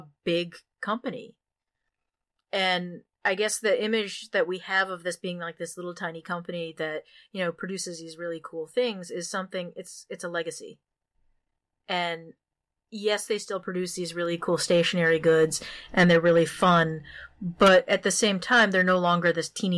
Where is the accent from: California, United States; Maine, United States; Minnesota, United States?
Maine, United States; I'm from Maine, where L.L. Bean used to have their factories